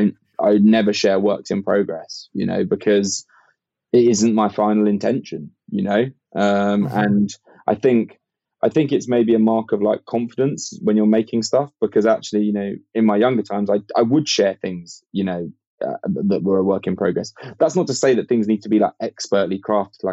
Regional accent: United Kingdom; I have got Irish heritage myself, but like I'm a Brit

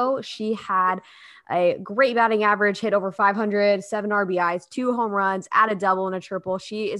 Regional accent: Eugene, Oregon, United States; my hometown of Eugene, Oregon

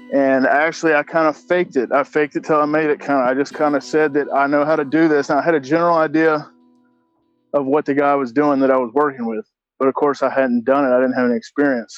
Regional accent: Augusta, Georgia, United States; I grew up in Augusta, Georgia

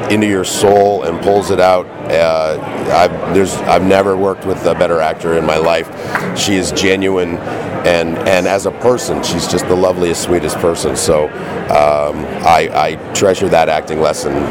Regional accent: Canada; I'm from Canada.

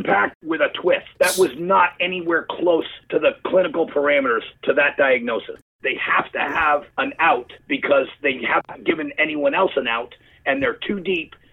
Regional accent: Toronto, Ontario, Canada; moved away as an adult; I grew up in Toronto.

